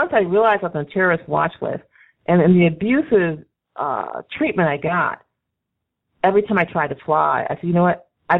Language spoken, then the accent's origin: English; the North, United States; Exactly. I'm from the North. I was born in the North, and my mother was a total city girl